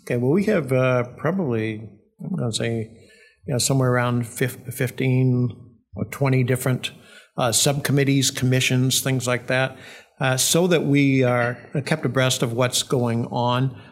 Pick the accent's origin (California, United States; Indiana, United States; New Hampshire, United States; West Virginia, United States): New Hampshire, United States; Milford; also born or lived in Needham, Massachusetts / Wilton; we moved to Milford when I was in third grade. lived in Wilton uh, uh, for a year or two prior to that.